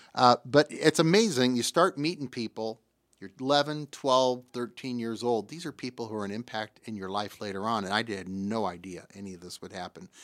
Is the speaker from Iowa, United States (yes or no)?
yes; Davenport, Iowa, United States; also born or lived in Bettendorf, Iowa; I was born in Davenport, raised in Davenport